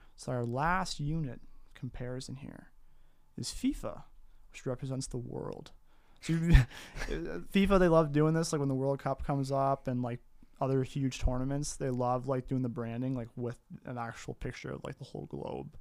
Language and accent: English; Riverview, New Brunswick, Canada; I am, uh, from Riverview, New Brunswick. Proud Canadian, proud Maritimer